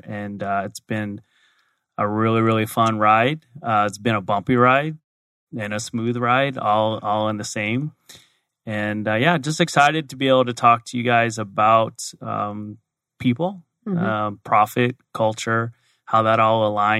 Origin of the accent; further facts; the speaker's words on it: Arizona, United States; So born and raised in Arizona, so I'm a native. Went to the University of Arizona, got my degree in accounting.